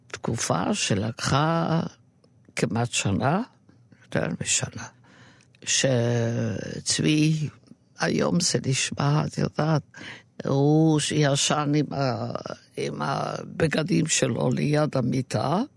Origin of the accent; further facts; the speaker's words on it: Romania; now in Israel; עכשיו, אני באתי מרומניה